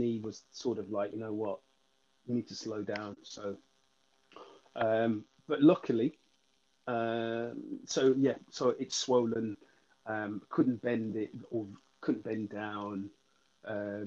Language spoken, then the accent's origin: English; Birmingham, West Midlands, United Kingdom; even though I'm from Birmingham.